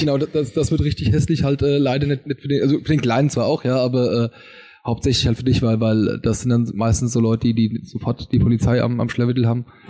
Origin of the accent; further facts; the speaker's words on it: Wetterau, Hesse, Germany; bei uns in der Wetterau